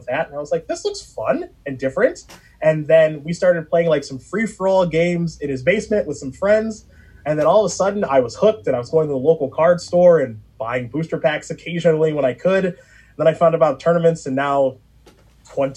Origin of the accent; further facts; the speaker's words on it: Strongsville, Ohio, United States; when I grew up in Strongsville, Ohio, a suburb of Cleveland